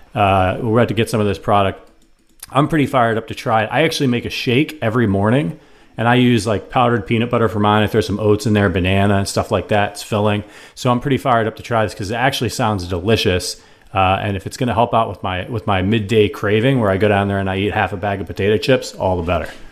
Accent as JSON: {"language": "English", "town": "Cleveland", "region": "Ohio", "country": "United States", "tie": "born or raised there", "said": "near my hometown in Cleveland, Ohio."}